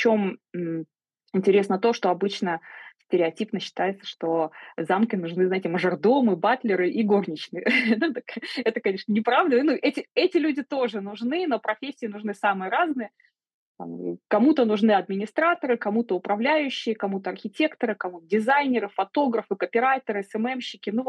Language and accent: Russian; Belarus; moved away; Я уезжала из Беларуси, очень быстро собирала вещи, паковала чемодан.